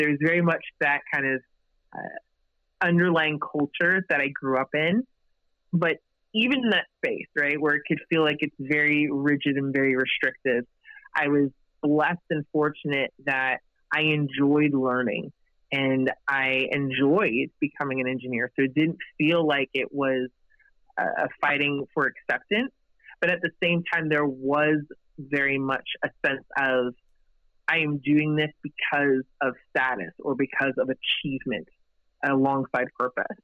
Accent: United States; I was the first in my family to be born and raised here in the States

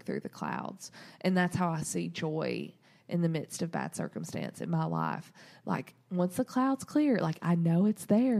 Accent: the South, United States; we're from the South

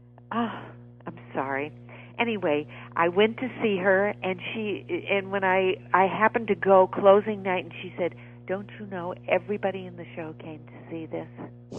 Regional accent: New England, United States; I come from New England

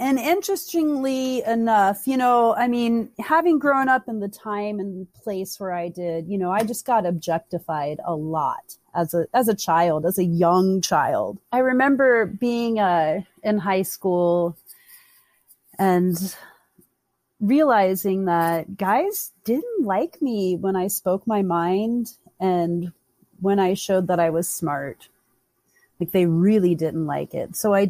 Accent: the South, United States; You know, and they don't really teach you that growing up, especially where I grew up in the South, you know.

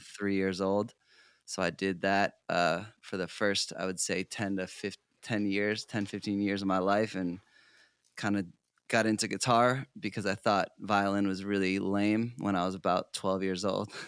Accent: South Portland, Maine, United States; moved away; I grew up in South Portland, Maine. So I'm originally an East Coast boy, um, New England.

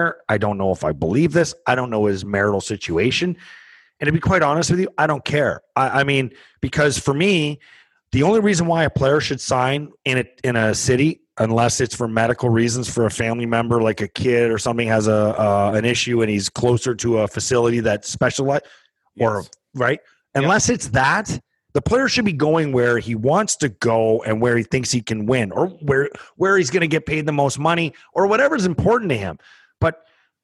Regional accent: Canada; I'm a Canadian kid

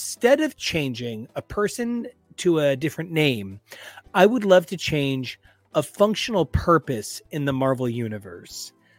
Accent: New Jersey, United States; So I'm from New Jersey.

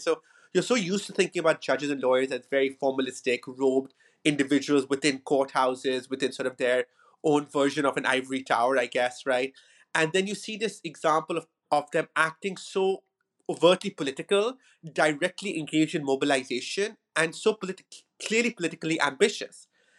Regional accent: Karachi, Sindh, Pakistan; moved away as an adult; also born or lived in United States; And I'm originally from Karachi in Pakistan, but I went to the United States for my further education for college and for my PhD.

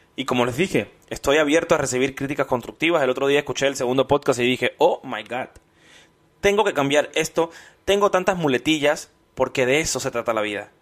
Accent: Cuba; moved away; Así somos los cubanos

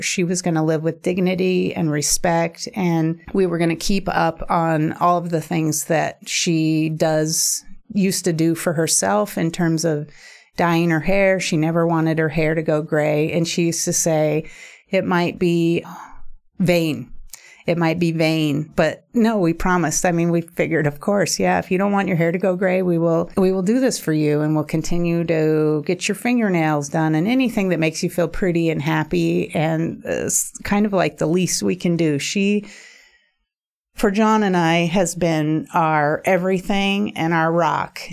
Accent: Juneau, Alaska, United States; moved away; I was born in Juneau. And my mom and I were single there until I was about twelve.

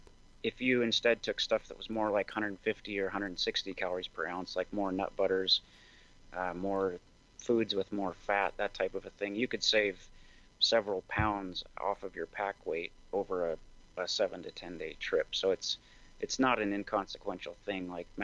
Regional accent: Montana, United States; also born or lived in Seattle; So I grew up in Montana. I'm a fifth generation Montanan, and I went to school in Bozeman. I worked in Seattle for a couple of years and then came back.

